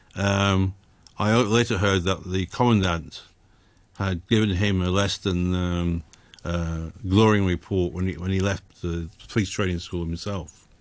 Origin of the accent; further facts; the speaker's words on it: England, United Kingdom; moved away as an adult; I was born in England